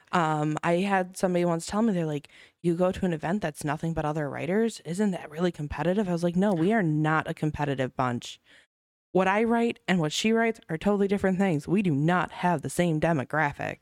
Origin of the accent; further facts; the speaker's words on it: Racine, Wisconsin, United States; I grew up in Racine. Um, I've traveled outside of Racine to attempt to live several times, but I always get pulled back